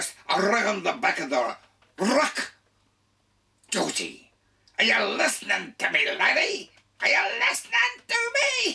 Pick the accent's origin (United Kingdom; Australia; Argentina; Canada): Australia; Carlton; also born or lived in Kings Cross, Sydney / Glebe, Sydney; my earliest recollections is that in our house in 7 Westbourne Street, Carlton, I was born in King's Cross up here, lived in Glebe for a while, but I don't remember that. I remember getting to Carlton